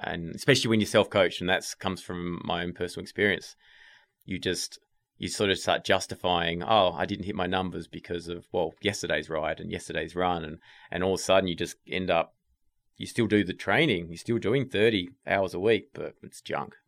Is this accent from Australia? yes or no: yes; Tasmania, Australia; moved away as an adult; also born or lived in England; now in United States; I'm from Tasmania